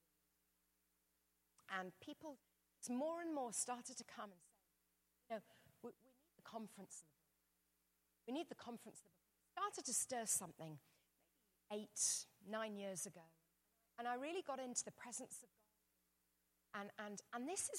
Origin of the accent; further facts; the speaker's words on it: England, United Kingdom; I'm English.